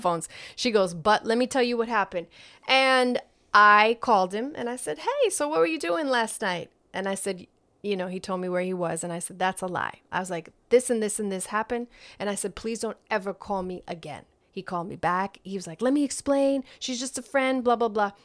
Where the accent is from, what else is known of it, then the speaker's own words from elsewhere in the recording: New York, United States; moved away; I, I grew up in New York